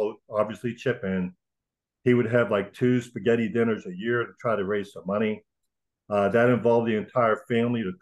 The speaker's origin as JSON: {"language": "English", "town": "Frostburg", "region": "Maryland", "country": "United States", "tie": "born or raised there", "said": "I was born and raised in a little town called Frostburg, Maryland, out in the western part of the state."}